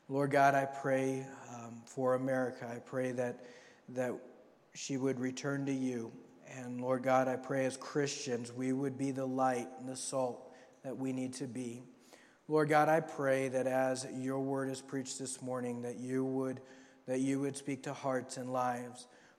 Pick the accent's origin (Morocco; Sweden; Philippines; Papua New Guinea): Papua New Guinea; Bougainville, growing up in Papua New Guinea, Bougainville was like one of those places you saw on the news